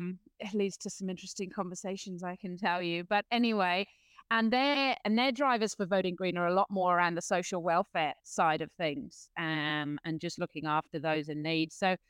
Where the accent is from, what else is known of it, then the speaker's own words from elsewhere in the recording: New Zealand; hey, look, I'm a Kiwi who just wants the best for the future of my country